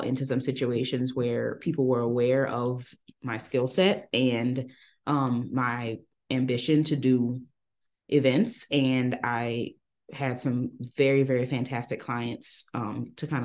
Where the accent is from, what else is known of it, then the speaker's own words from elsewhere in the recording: Dallas, Texas, United States; also born or lived in New Orleans, Louisiana; Then we moved from New Orleans to Dallas. I'm from New Orleans, following Hurricane Katrina. And I grew up, did most of my growing up in Dallas